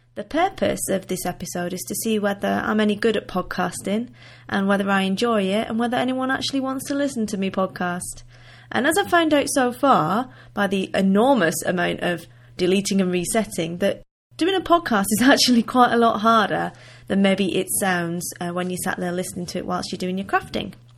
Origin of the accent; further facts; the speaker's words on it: Wigan, North West England, United Kingdom; accent: northern; now in Limpopo, South Africa; originally I am from the northwest of England, in a town called Wigan, which is in between Liverpool and Manchester. So I do still have a little bit of a northern accent